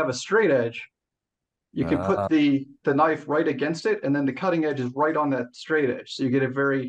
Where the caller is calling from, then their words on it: Pittsburgh, Pennsylvania, United States; also born or lived in Michigan / Southern California; Calling in from just outside Pittsburgh, PA.